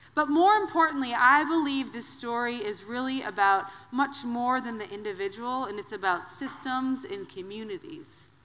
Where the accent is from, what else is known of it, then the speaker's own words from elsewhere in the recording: Wisconsin, United States; I'm from the Midwest. I'm a Wisconsin girl.